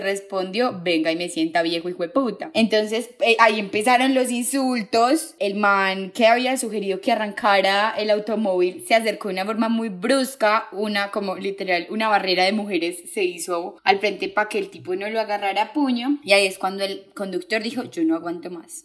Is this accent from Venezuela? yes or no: no; Paisa, Antioquia, Colombia; como gran paisa